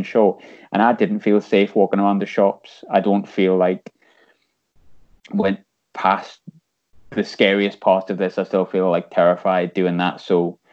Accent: North East, North East England, United Kingdom; I am from the North East

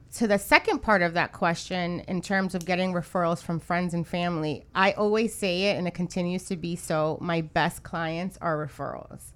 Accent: New York, United States; now in Miami, United States; I'm from New York

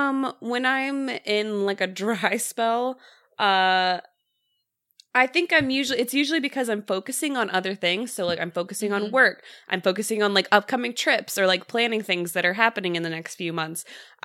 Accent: the Bible Belt, United States; because of like just like how I was raised and living in the Bible Belt.

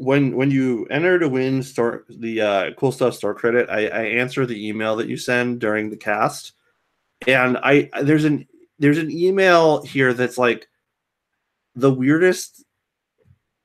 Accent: New York, United States; now in Florida, United States; I'm a New Yorker. I retired early

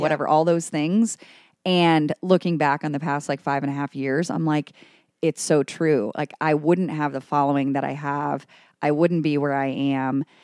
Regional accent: Cleveland, Ohio, United States; also born or lived in New York City; now in Cincinnati, United States; I'm an Ohio native. I'm from Cleveland originally

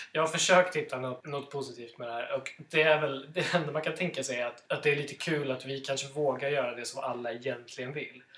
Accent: Stockholm, Stockholm County, Sweden; Som stockholmare

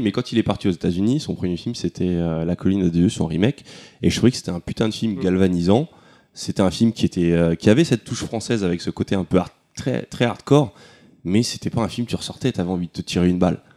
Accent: France; on va se dire que bon, on est français, donc il faut qu'on fasse des films qui, font mal.

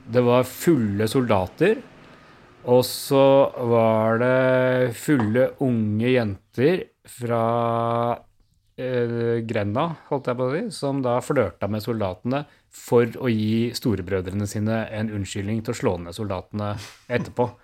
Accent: Oslo, Norway; Jeg vokste opp på Bøler, men ikke her eh, hvor jeg bor nå

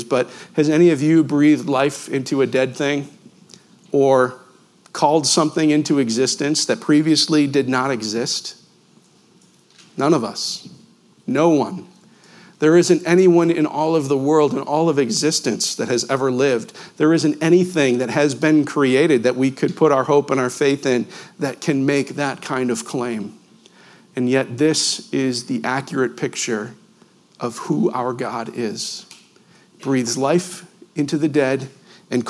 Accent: Western New York, United States; I grew up in Western New York, about a 30-minute drive from Niagara Falls

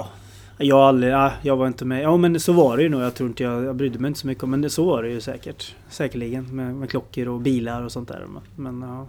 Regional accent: Stockholm, Stockholm County, Sweden; när jag föddes i Stockholm

